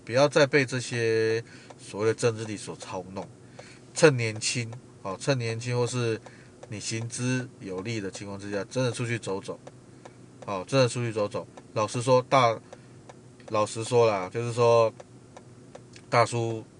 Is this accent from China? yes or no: no; Taiwan; 既然一个人来到外地了，身为台湾人也不能漏气